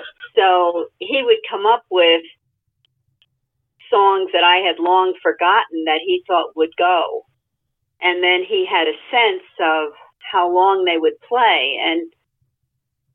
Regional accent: New Jersey, United States; moved away; I grew up in New Jersey

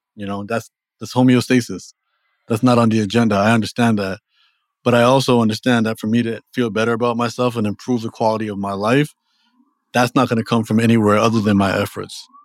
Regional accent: Toronto, Ontario, Canada; also born or lived in Los Angeles; now in New York City, United States; I'm from Toronto originally

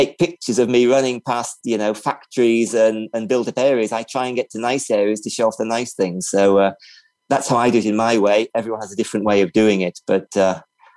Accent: Libya; moved away; also born or lived in England; I grew up in Libya and I've traveled a lot.

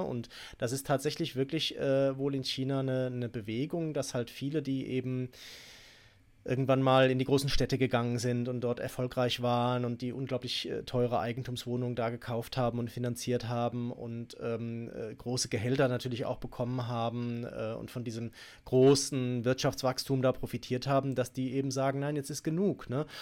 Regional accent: Germany; bei uns in Deutschland

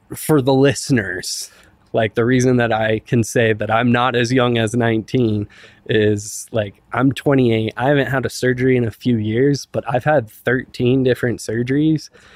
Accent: Silverthorne, Colorado, United States; I grew up in Silverthorne

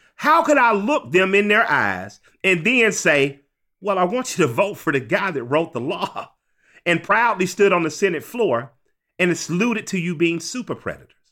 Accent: Atlanta, Georgia, United States; I grew up in Atlanta

